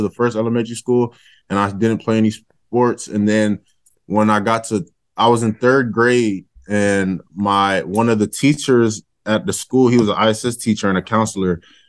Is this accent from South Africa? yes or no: no; Nigeria; I'm Nigerian, so that gives you a little background of the last name.